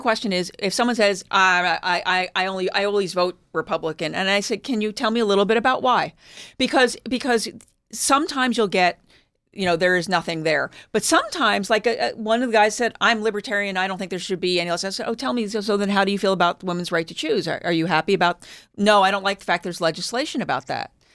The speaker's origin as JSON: {"language": "English", "town": "Philadelphia", "region": "Pennsylvania", "country": "United States", "tie": "born or raised there", "moved": "yes", "said": "I grew up in Philadelphia"}